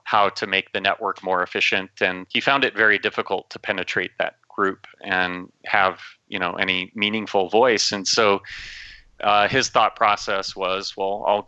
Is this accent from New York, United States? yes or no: no; Minnesota, United States; moved away; I grew up in Minnesota